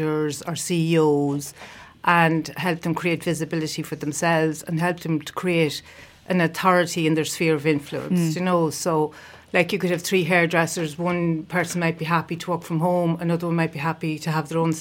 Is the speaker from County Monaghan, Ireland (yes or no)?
yes; Castleblayney, County Monaghan, Ireland; moved away as an adult; also born or lived in Limerick; now in Mountshannon, Ireland; I'm originally from Castleblaney in County Monaghan.